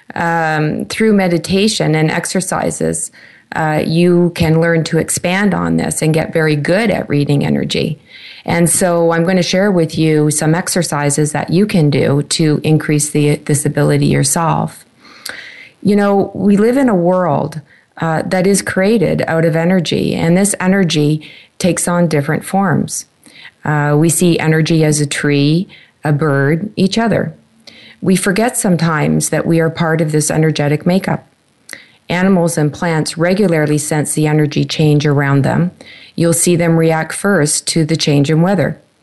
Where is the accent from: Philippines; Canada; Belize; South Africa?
Canada; my home country, Canada